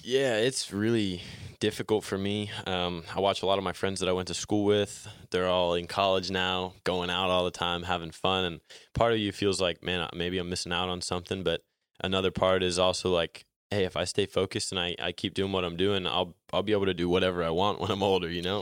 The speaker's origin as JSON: {"language": "English", "region": "New Jersey", "country": "United States", "said": "I'm in Atlanta right now and, and I'm from New Jersey"}